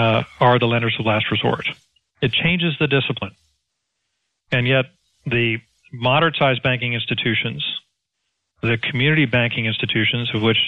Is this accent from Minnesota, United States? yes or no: no; Texas, United States; Again, Perry, and bear in mind, I'm a Texan and I look at it from a Main Street perspective